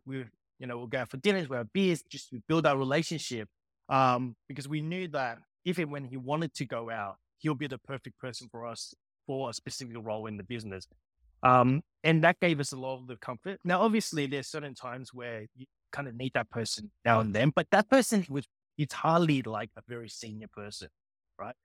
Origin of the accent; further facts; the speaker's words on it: Sydney, New South Wales, Australia; also born or lived in Hong Kong; I grew up in Sydney